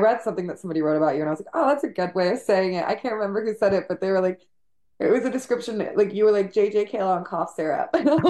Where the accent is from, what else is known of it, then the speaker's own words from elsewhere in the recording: Malibu, California, United States; And I kind of grew up close to Ojai, so I understand that beauty.